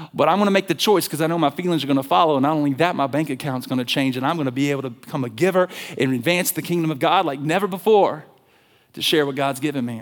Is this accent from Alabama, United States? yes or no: yes; Alabama, United States; I'm from Alabama. I'm from the South